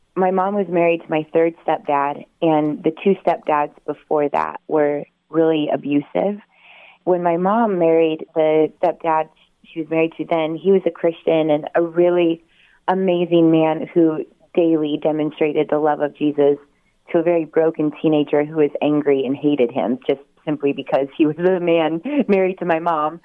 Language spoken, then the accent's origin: English; southeastern Oregon, United States; moved away as an adult; now in California, United States; I grew up on um, a little farm town in Oregon, southeastern Oregon